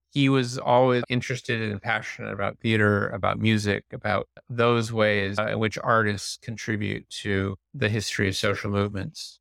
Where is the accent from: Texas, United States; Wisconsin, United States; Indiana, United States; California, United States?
Indiana, United States; I grew up in Indiana and went to public school